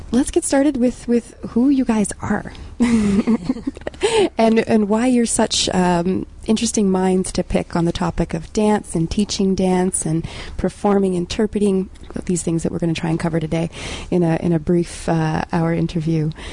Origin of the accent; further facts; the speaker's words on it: Ottawa, Ontario, Canada; I'm from Ottawa.